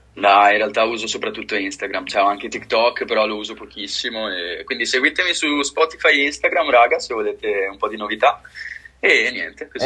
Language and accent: Italian; near Venice, Veneto, Italy; Io sono di Venezia, vicino a Venezia.